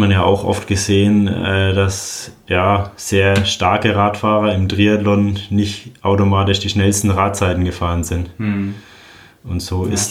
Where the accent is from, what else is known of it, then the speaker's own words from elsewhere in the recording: Roth, Bavaria, Germany; Ja, Rot ist meine Heimat. Als Franke äh, ist es, glaube ich, selbstverständlich, dass man in Rot am Start steht. Ich bin ja auch mit dem Rennen aufgewachsen.